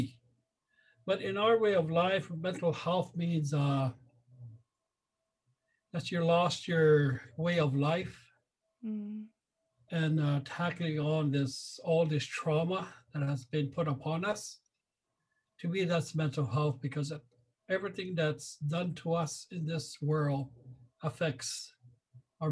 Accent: Sioux Valley Dakota Nation, Manitoba, Canada; moved away as an adult; now in Brandon, Canada; I am a Dakota. I'm originally from Sioux Valley, Dakota Nation. I moved to Brandon about 17, 18 years ago.

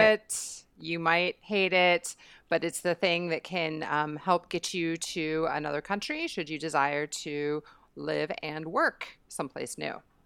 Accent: United States; moved away; being American

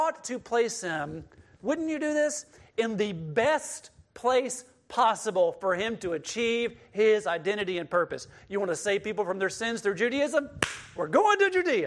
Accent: Mississippi, United States; born or raised there

